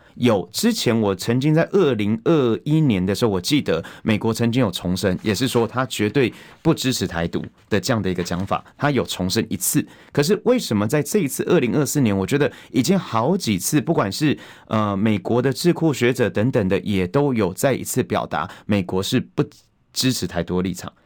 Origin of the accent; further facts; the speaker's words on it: Taiwan; 我们是台湾的主人